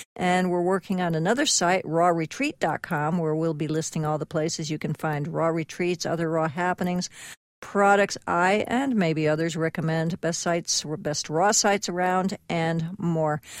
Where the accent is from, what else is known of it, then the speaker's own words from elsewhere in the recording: Connecticut, United States; now in Southern California, United States; I grew up in Connecticut